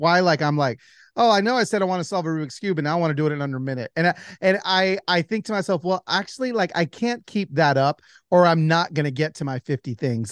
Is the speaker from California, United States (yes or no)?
yes; Pico Rivera, California, United States; I was born in East L A, in Pico Rivera